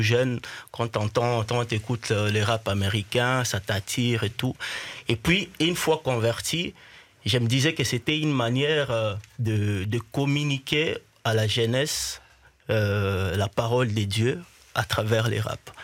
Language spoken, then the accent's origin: French; Bukavu, South Kivu, DR Congo; je suis né à Bukavu, qui est mhm. un peu le, toujours dans l'Est